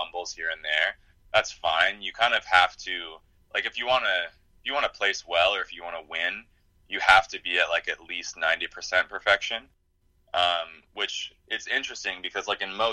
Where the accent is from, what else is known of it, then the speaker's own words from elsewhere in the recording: Chico, California, United States; my hometown, Chico, California, that's where the National Yo-Yo Museum is